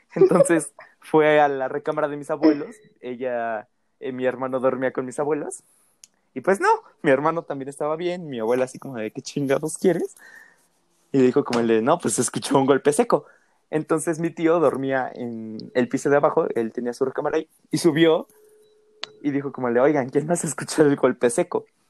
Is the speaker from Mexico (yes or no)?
yes; Mexico; como buena familia mexicana